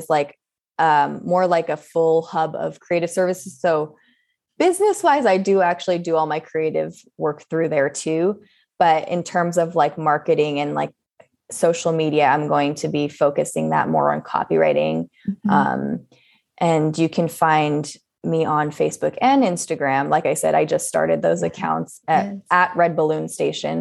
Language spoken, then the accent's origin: English; Southern California, United States; growing up in Southern California